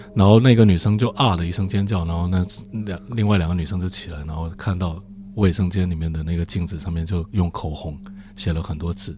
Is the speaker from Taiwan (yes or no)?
no; the South, southern China, China; 从南方来的